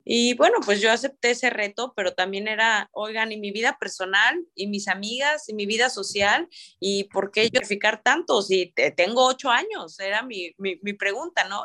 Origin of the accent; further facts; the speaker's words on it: San Luis Potosí, Mexico; moved away as an adult; now in Monterrey, Mexico; yo soy pues originaria de San Luis Potosí